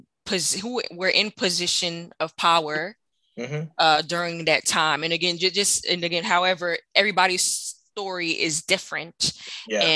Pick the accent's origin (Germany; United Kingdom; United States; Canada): United States; Pennsylvania; also born or lived in Queens, New York / New Jersey; I grew up in Pennsylvania, New Jersey